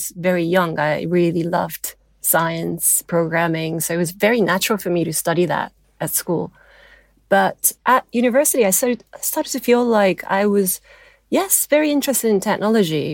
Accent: Japan; I'm half British and half Japanese

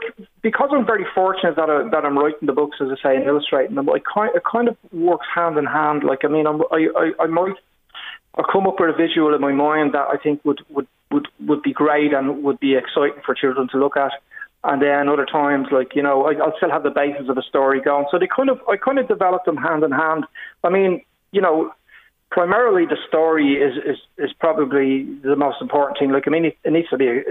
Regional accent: Dublin, Leinster, Ireland; moved away as an adult; now in Wicklow, Ireland; I'm originally from Dublin.

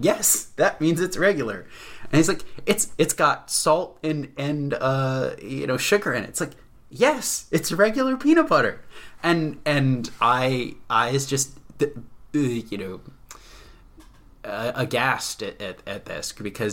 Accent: Mid-Atlantic, United States; an American from Mid-Atlantic region, born and bred in suburbia

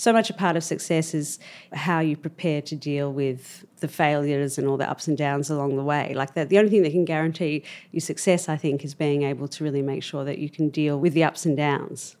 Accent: Melbourne, Victoria, Australia; moved away; I grew up in Albert Park, actually. That's where I was born

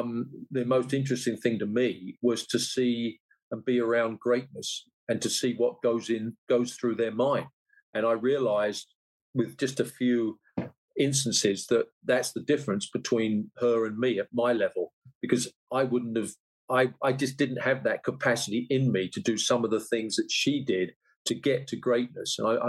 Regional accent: Leigh-on-Sea, East of England, United Kingdom; I'm a fella from Leon C in Essex, and all of a sudden I was.

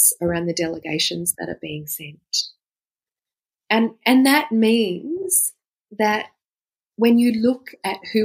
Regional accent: Australia; I'm an Australian, I am a lawyer

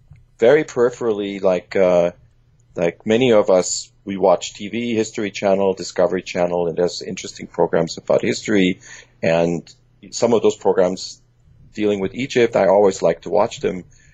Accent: Germany; English is a second language; also born or lived in Iran; father is Iranian, my mom is German, and just like you, I actually grew up in Germany and in Iran, and English is my third language.

